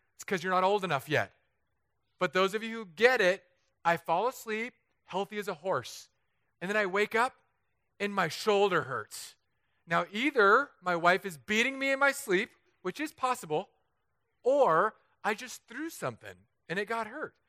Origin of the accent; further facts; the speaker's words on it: Southern California, United States; moved away as an adult; also born or lived in San Diego / Los Angeles; now in Florida, United States; an area near my hometown is just up in flames